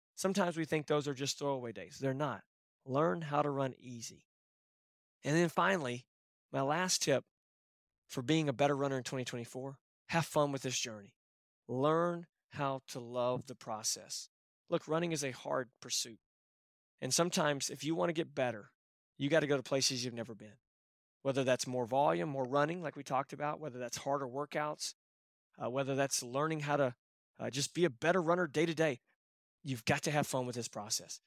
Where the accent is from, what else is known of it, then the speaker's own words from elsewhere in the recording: Texas, United States; I'm from Texas